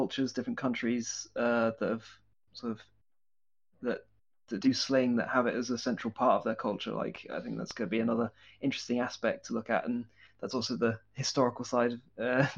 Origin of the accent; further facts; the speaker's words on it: United Kingdom; accent: British English; now in Finland; as you can probably tell from my accent, I'm British English